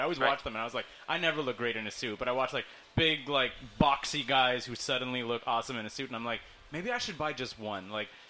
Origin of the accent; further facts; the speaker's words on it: North Shore, Quebec, Canada; I grew up in the North Shore, so the West Island seemed like another country to me.